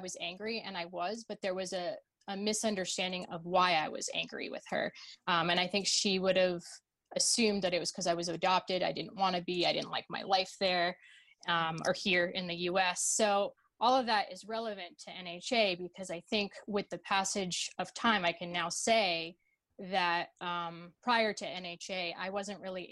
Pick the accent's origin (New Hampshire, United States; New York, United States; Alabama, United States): New Hampshire, United States; born or raised there; also born or lived in Russia